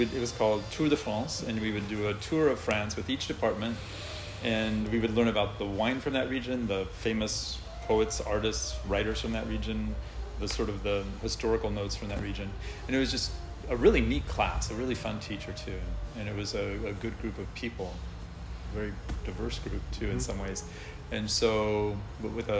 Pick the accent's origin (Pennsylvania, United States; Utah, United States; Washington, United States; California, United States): Washington, United States; outside of Seattle; moved away as an adult; grew up outside of Seattle